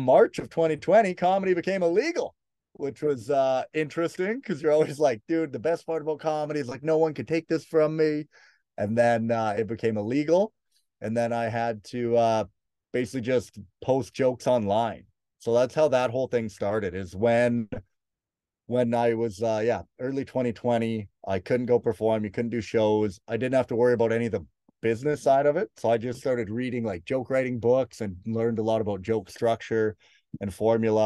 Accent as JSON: {"language": "English", "town": "Prince George", "region": "British Columbia", "country": "Canada", "moved": "yes", "said": "I'm originally from Prince George"}